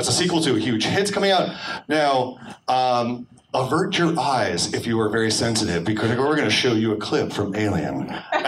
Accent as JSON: {"language": "English", "region": "Connecticut", "country": "United States", "tie": "born or raised there", "said": "I grew up in Connecticut."}